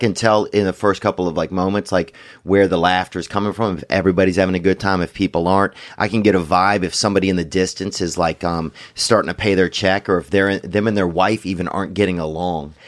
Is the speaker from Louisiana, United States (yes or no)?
yes; Louisiana, United States; I'm from Louisiana